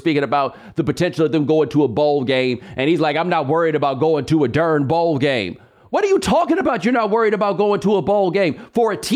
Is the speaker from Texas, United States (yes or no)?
yes; Houston, Texas, United States; I am from Houston